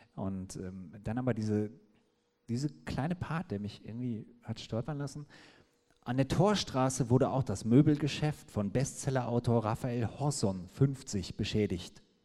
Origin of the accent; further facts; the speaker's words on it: the Gütersloh area, North Rhine-Westphalia, Germany; ich komme ja aus der Gegend